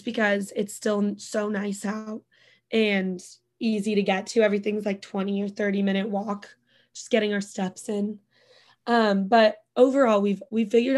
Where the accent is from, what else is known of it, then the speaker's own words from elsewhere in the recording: Bend, Oregon, United States; moved away as an adult; also born or lived in Santa Barbara; now in New York, United States; who I grew up with in Bend from high school